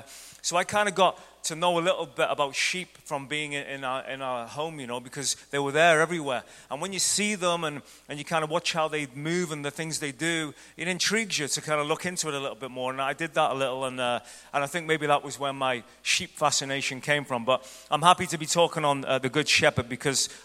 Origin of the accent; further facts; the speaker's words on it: Ireland; moved away as an adult; now in United States; I'm from Ireland, and I used to look at the house we lived before we moved to the States.